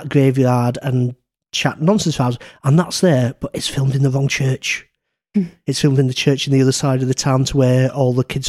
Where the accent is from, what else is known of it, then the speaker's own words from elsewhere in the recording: Garforth, Yorkshire and the Humber, United Kingdom; I grew up in Garforth, so I grew up in the very, very small town where this series is set